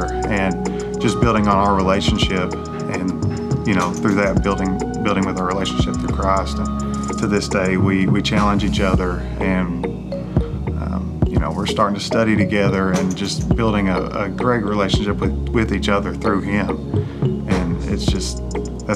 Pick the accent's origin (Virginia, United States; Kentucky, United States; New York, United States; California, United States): Kentucky, United States; Barbourville; I'm from Knox County, Barberville. Yeah. Or as we call it, Barvel.